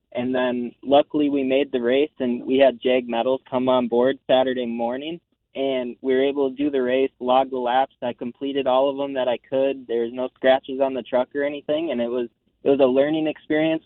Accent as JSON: {"language": "English", "region": "Minnesota", "country": "United States", "tie": "born or raised there", "moved": "yes", "lives_now": "North Carolina, United States", "said": "I grew up racing in the Midwest. Uh, I'm from Minnesota myself, so I cut my teeth at Elko Speedway from quarter midgets up to the big tracks"}